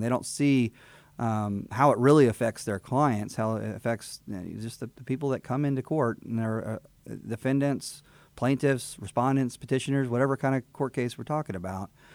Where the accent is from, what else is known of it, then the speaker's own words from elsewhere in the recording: Houston, Texas, United States; also born or lived in Fort Bend County, Texas; now in Montgomery County, United States; I am from Texas, born in Houston, born in the medical center. And so I'm, I'm native to the area